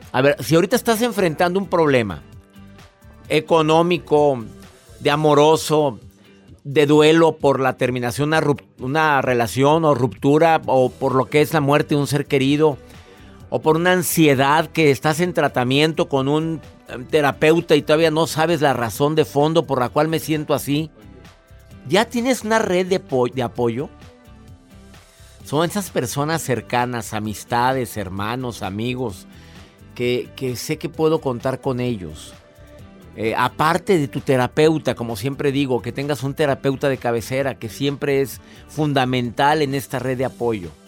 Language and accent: Spanish; Mexico; Claudia Cervantes la primer mujer en mi país, en México